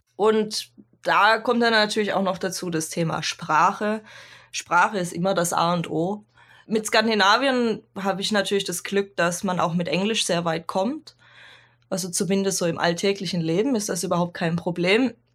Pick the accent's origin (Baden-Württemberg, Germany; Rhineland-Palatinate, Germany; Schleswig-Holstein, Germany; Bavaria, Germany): Baden-Württemberg, Germany; Swabia; also born or lived in Cologne / Ruhr area; now in Norway; ursprünglich komme ich aus dem Süden Deutschlands, aus dem wunderschönen Schwabenland